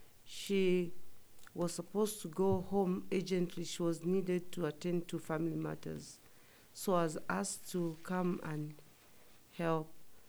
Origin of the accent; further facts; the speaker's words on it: Zambia; moved away as an adult; also born or lived in New York / Massachusetts; now in New Mexico, United States; Originally, I'm from Zambia. That's where I was born. And I came here as a missionary 11 years ago.